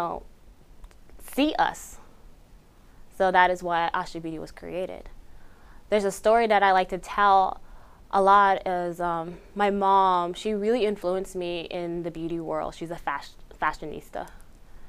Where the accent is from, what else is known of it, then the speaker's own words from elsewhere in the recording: Beishpito, Arizona, United States; first language Navajo; I am from Beishpito, Arizona, located on the beautiful Navajo Nation, Dineh Nation